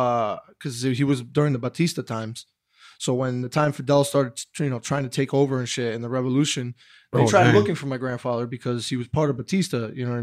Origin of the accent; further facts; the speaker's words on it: New Jersey, United States; We're all from Hudson County. We all know